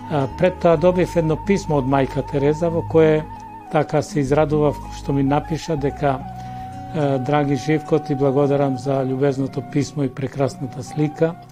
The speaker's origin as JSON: {"language": "Macedonian", "town": "Demir Hisar", "country": "North Macedonia", "tie": "born or raised there", "also_born_or_lived": "Bitola / Belgrade", "moved": "yes", "lives_now": "Skopje, North Macedonia", "said": "се дојдов и во мојот роден крај да се одолжам, три години во служба за индивидуално земјоделство во Демир Хисар."}